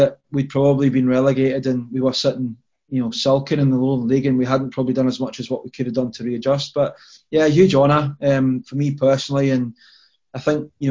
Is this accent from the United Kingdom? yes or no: yes; Berwick-upon-Tweed, North East England, United Kingdom; moved away as an adult; now in Falkirk, United Kingdom; born and bred in Berwick-upon-Tweed